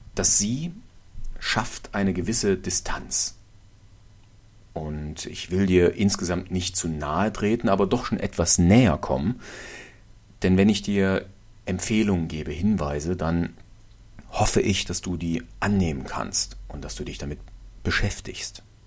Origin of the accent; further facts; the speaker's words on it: Germany; hier bei uns in Deutschland